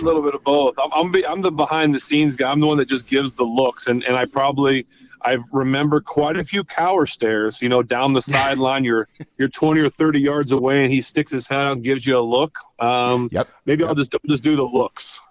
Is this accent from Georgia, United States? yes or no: no; Ohio, United States; I'm from Ohio, a couple hours like literally away. I went to school in Ohio